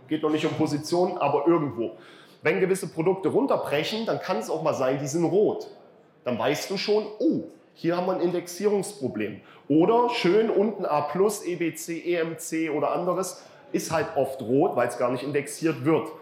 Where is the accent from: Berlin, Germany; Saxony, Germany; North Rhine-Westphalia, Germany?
Saxony, Germany; ich bin Sachse